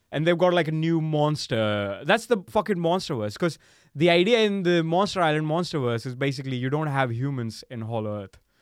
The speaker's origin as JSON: {"language": "English", "country": "India", "said": "I'm, I'm from India"}